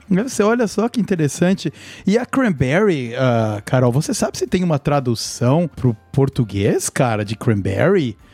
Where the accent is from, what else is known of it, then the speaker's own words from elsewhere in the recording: Brazil; moved away; o nosso Natal lá tá 30 graus